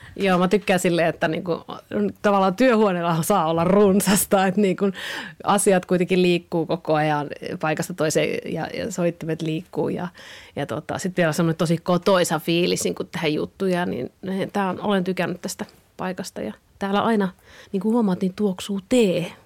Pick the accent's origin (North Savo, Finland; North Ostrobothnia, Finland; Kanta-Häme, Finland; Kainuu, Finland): North Savo, Finland; Kuopio; accent: Savo; moved away as an adult; now in Helsinki, Finland; No kyllähän se kuopiolaisuus ja savolaisuus on tosi vahvasti itsellä